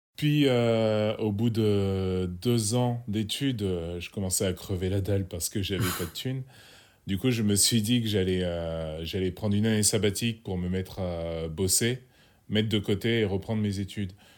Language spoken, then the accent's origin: French; Sens, Bourgogne-Franche-Comté, France; je suis originaire de Sens, un petit bled en Bourgogne